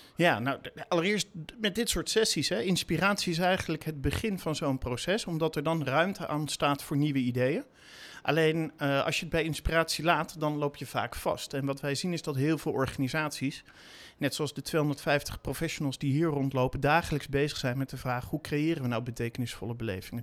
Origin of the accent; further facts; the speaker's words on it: The Hague, South Holland, Netherlands; ik heb in mijn jeugd in Den Haag gewoond en daar gewerkt in een van de eerste videotheken die daar was.